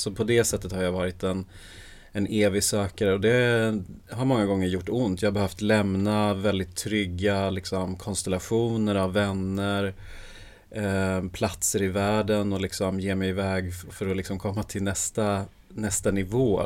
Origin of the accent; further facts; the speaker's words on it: Sweden; Jag är född i Sverige